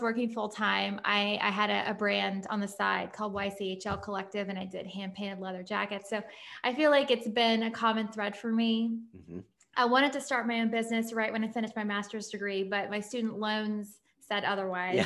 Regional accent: just outside Nashville, Tennessee, United States; moved away as an adult; also born or lived in London, United Kingdom / Paris, France / New York, United States / Columbus, Ohio, United States; I grew up in Tennessee, just outside Nashville.

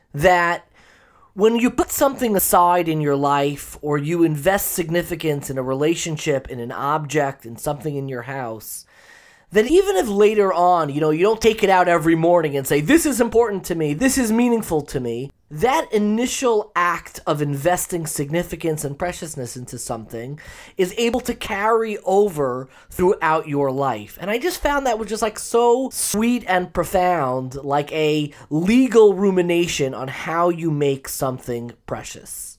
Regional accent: Long Island, New York, United States; I grew up in Long Island

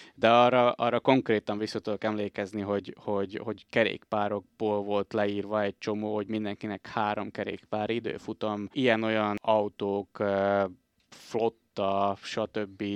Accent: Komárno, Nitra Region, Slovakia; moved away as an adult; now in Bratislava, Slovakia; Komáromba születtem.

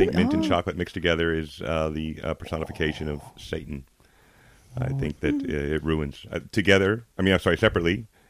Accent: Hershey, Pennsylvania, United States; moved away as an adult; also born or lived in Arizona; now in Australia; I was born in the Hershey, Pennsylvania area.

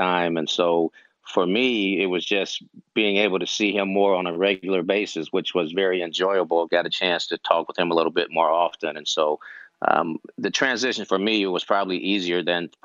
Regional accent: Oakland, California, United States; growing up in Oakland

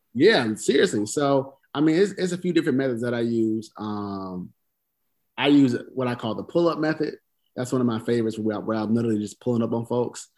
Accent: the South, United States; I'm from the South

